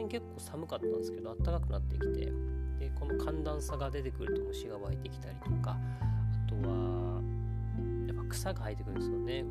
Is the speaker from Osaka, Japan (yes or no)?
no; Okinawa, Japan; 僕が沖縄出身で、やっぱ沖縄だとやっぱカツカツでっていう人たちをいっぱい見てきてます